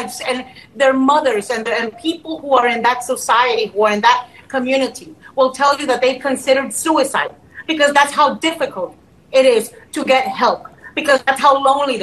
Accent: United States; I'm American

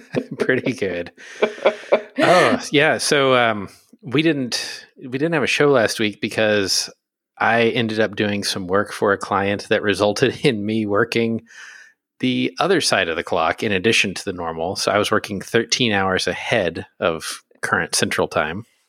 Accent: Pennsylvania, United States; I'm from Pennsylvania.

